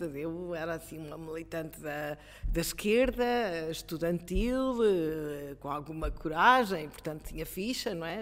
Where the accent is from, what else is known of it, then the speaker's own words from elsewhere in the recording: Coimbra, Centro, Portugal; sou de Coimbra